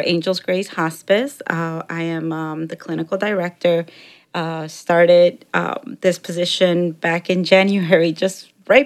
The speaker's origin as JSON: {"language": "English", "town": "Chicago", "region": "Illinois", "country": "United States", "tie": "born or raised there", "also_born_or_lived": "Mexico", "second_language": "English", "said": "I grew up in Chicago for about the first 15 years, and then I moved out to the suburbs"}